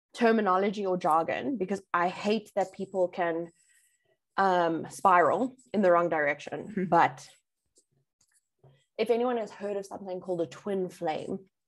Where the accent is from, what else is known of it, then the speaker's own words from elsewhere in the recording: Bedfordview, Gauteng, South Africa; I'm from Bedford View, right? So it's like gangster's paradise.